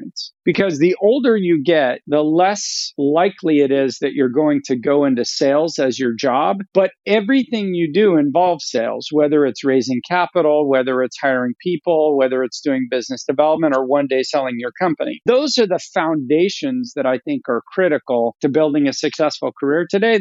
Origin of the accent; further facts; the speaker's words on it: Sacramento, California, United States; also born or lived in Philadelphia; I actually grew up in Northern California in what I affectionately call the Midwest of California, which is Sacramento